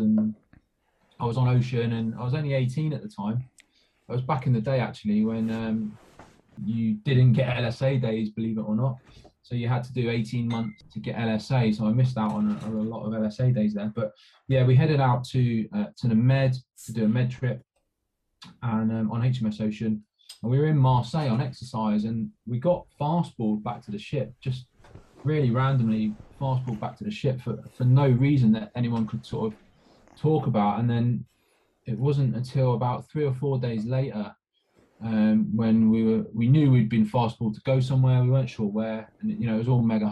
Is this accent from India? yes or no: no; England, United Kingdom; moved away as an adult; I'd come from being this young lad from a fishing village from the south coast